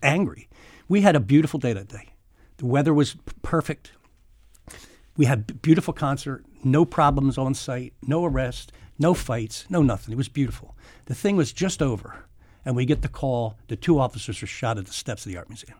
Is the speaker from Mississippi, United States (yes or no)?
no; Philadelphia, Pennsylvania, United States; I grew up in South Philly